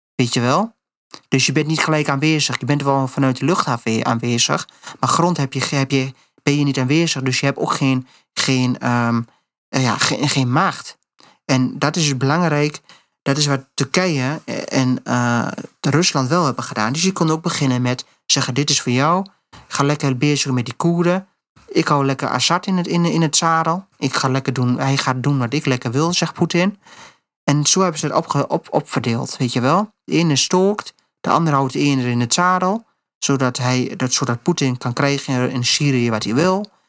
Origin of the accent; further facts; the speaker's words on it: Netherlands; als Nederland, als Nederlander, als westerse mensen